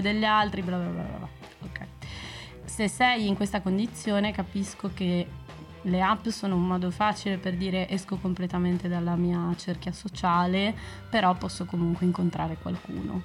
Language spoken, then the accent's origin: Italian; Bologna, Emilia-Romagna, Italy; moved away as an adult; now in Brussels, Belgium; prima abitavo a Bologna sono di Bologna